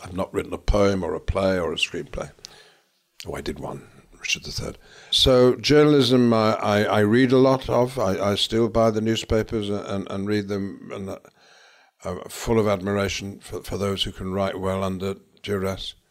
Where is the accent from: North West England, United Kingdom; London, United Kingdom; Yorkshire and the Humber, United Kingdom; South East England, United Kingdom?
North West England, United Kingdom; Lancashire; I'm from Lancashire